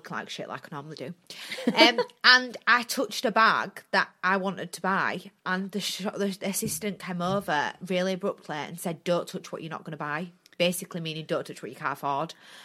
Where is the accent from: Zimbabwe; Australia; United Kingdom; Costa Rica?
United Kingdom; Bradford, Yorkshire and the Humber; I'm from Bradford, and I'm proud to be from Bradford